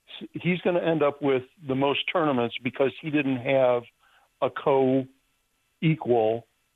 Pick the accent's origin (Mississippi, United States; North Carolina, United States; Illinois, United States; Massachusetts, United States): Illinois, United States; Barrington; from Barrington, Illinois.